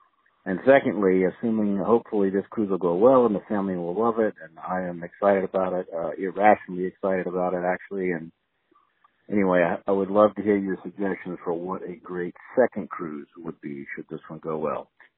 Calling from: Charleston, South Carolina, United States; I'm from Charleston, South Carolina. I'm a longtime DVC member

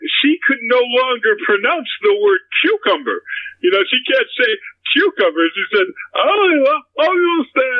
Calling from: Beverly Hills, California, United States; I'm calling from Beverly Hills, California.

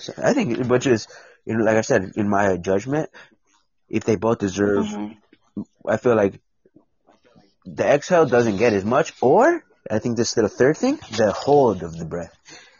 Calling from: United States; I am a United States.

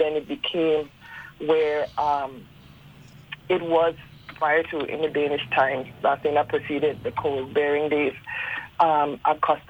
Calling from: U.S. Virgin Islands; I am calling from St. John, Virgin Islands.

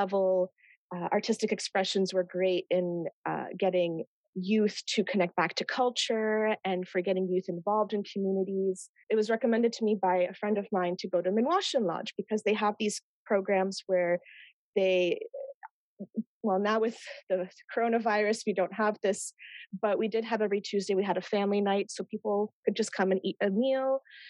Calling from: Ottawa, Ontario, Canada; So first I wanted to say that I am calling in from Ottawa, which is on unceded Algonquin Anishinaabe territory.

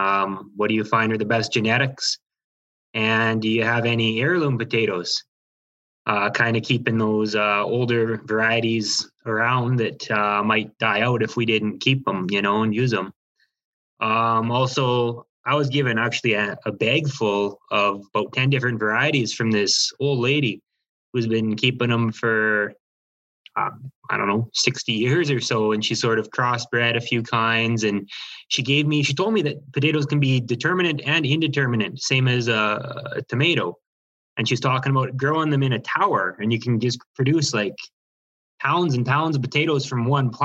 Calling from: Busby, Alberta, Canada; from, I'm near Busby, Alberta, but right now I'm coming from Calgary.

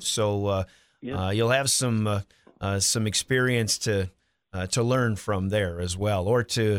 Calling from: Pierre, South Dakota, United States; I'm calling from Pierre

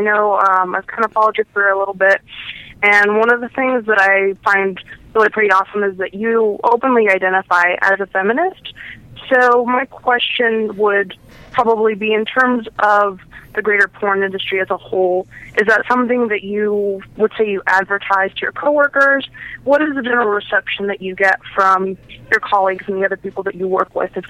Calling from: Portland, Oregon, United States; I'm calling from Portland, Oregon.

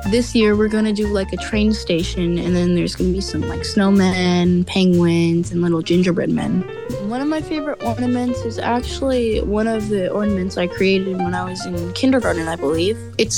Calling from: California, United States; I'm calling from California.

